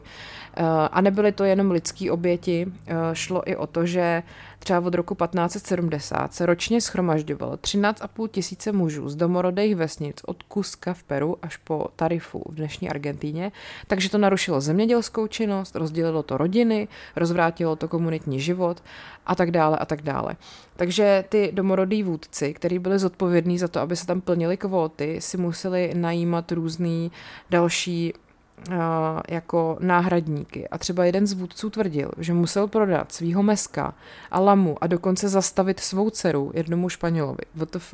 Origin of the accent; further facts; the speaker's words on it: Czechia; asi jako průměrný Čech